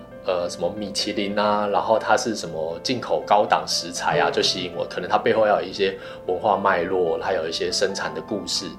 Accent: Taipei, Taiwan; also born or lived in Hamaxing, Kaohsiung / Hsinchu / Hualien; 因为以前我只认识台北嘛，我在台北长大，那所以我我然后我在花莲念书，

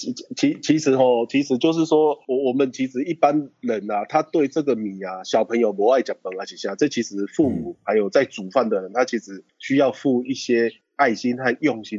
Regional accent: Taiwan; 我们台湾人把这月光米进来，再把它改良，改良到我们的米送去日本比赛，日本人吃到我们台湾的米都吓到

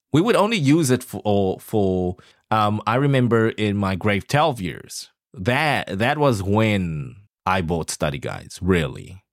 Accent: Taichung, Taiwan; I come from a third world country. I mean, Taichung

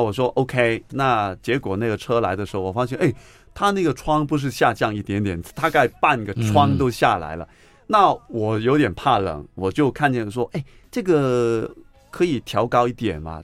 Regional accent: Hong Kong; accent: Hong Kong; first language Cantonese; Chinese is a second language; moved away as an adult; now in Taiwan; 我也是从香港来的

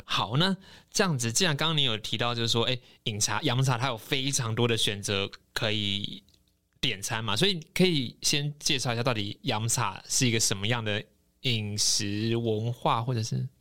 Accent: Taiwan; 我可以用什么方式来prove我是台湾人吗

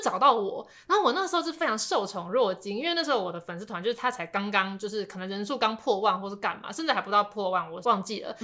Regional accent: Taipei, Taiwan; 我本来是台北人

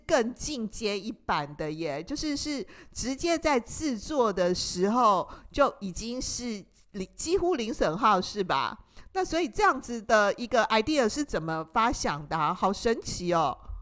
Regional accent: Taiwan; 我们台湾人啊。就是很容易受到这个电视广告的一个影响

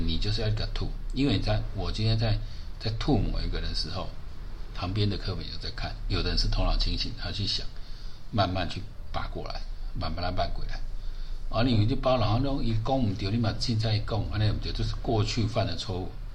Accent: Taiwan; 身为台湾人

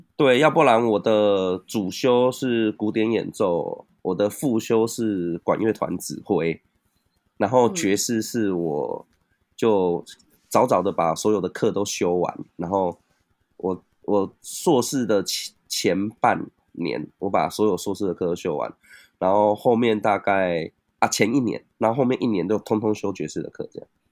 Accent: Tainan, Taiwan; also born or lived in Keelung; 我在台南长大。啊，大学我是有去那个基隆读

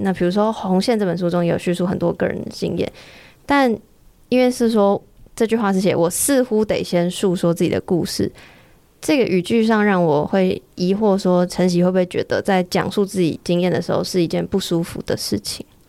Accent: Taiwan; 身为台湾人很骄傲

